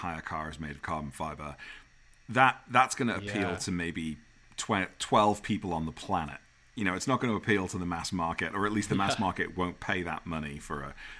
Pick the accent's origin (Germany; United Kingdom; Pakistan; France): United Kingdom; accent: British; now in United States